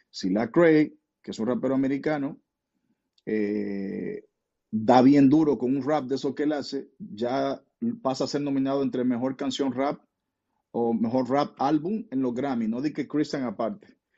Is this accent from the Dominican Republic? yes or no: yes; Dominican Republic